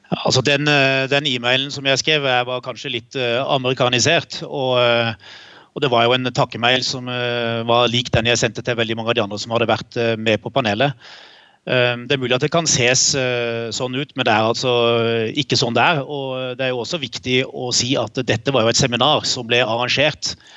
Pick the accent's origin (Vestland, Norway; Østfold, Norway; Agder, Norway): Agder, Norway; Kristiansand; vi vokste jo opp i Kristiansand begge